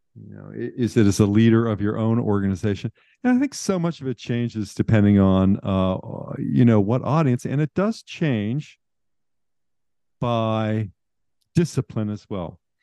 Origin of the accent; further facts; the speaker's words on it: Pittsburgh, Pennsylvania, United States; moved away; I grew up in Western Pennsylvania.